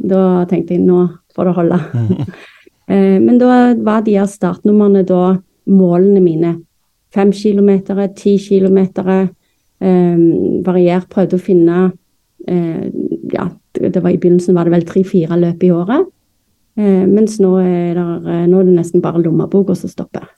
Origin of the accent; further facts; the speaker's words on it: Stavanger, Rogaland, Norway; accent: Stavanger dialect; moved away as an adult; also born or lived in Florida, United States / North Dakota, United States / Moss, Norway; now in Bærum, Norway; er jo født og oppvokst i Stavanger